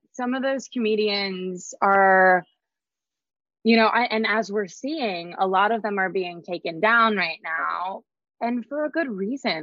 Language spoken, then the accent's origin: English; Idaho, United States; moved away; growing up in Idaho